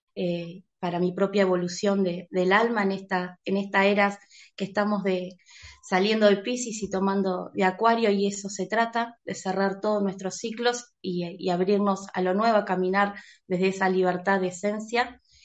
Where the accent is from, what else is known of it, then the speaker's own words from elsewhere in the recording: Uruguay; estoy en Uruguay, eh, nací en Uruguay